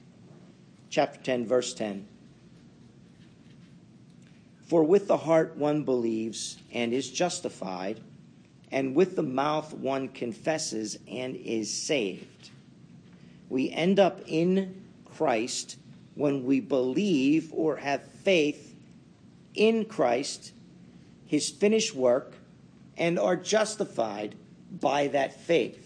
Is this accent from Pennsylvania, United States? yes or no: yes; Pittsburgh, Pennsylvania, United States; you could tell I was brought up in Pittsburgh